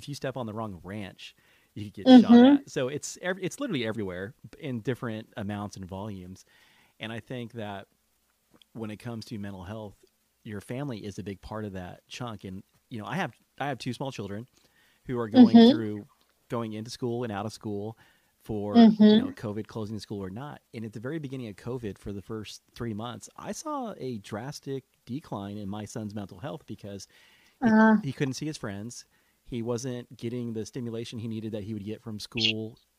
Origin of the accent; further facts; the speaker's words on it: California, United States; Well, being a Californian, I would say anxiety is probably the norm, because think about the state that you live in.